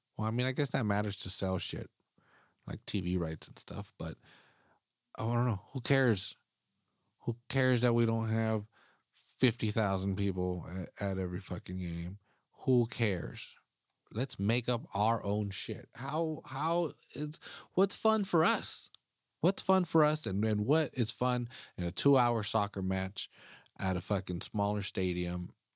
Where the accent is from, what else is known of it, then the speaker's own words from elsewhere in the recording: United States; I'm an American. I'm an American soccer fan